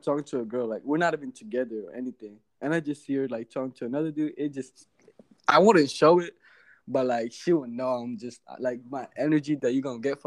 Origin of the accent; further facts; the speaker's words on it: Virginia, United States; moved away as an adult; now in Hawaii, United States; I grew up in Virginia